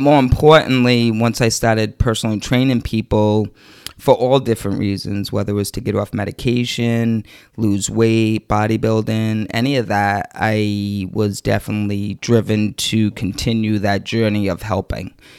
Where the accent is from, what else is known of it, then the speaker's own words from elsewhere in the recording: East Providence, Rhode Island, United States; I grew up in East Providence, Rhode Island. Um, I'm still currently there.